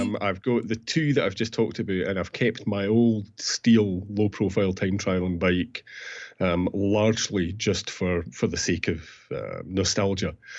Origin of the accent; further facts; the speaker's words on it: Peebles, Scotland, United Kingdom; Peebles, my hometown